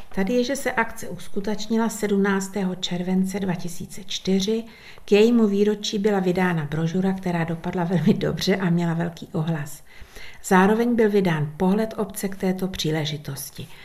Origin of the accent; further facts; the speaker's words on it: Dírná, South Bohemian Region, Czechia; u nás v Dírnej